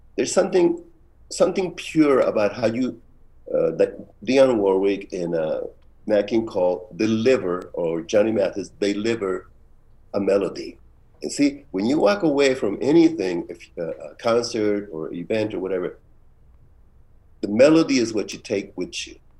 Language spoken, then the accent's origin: English; Tijuana, Baja California, Mexico; moved away; also born or lived in San Francisco, United States; since I grew up in Tijuana